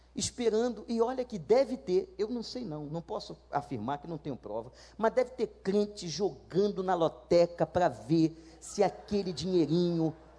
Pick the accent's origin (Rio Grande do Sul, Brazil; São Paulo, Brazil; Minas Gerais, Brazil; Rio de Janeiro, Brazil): Rio de Janeiro, Brazil; Lá na Praça Seca tinham dois cinemas onde eu fui criado